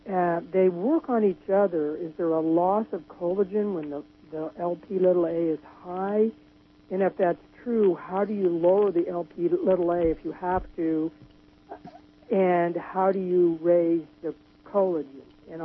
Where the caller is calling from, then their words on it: Eureka, California, United States; Yes, I'm calling from Eureka.